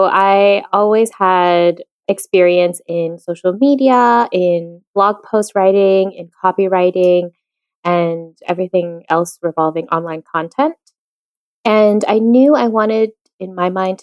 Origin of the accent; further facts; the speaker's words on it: Virginia, United States; moved away as an adult; now in Madrid, Spain; I'm originally from Virginia in the United States, and now I live full-time in Madrid, Spain